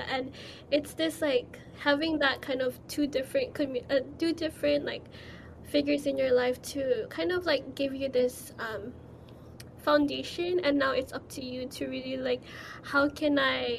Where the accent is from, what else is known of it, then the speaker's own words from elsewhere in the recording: Philippines; And it's something that we don't really talk about as a Filipino, especially because religion is a huge part in our culture.